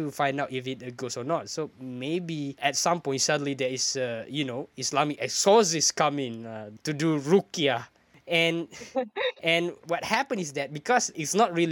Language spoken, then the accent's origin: English; Malaysia; as a Malaysian